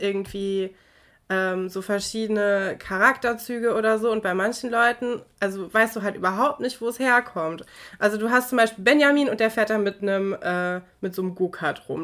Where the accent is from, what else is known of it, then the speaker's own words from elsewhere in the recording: North Rhine-Westphalia, Germany; Wir kommen ja aus Nordrhein-Westfalen.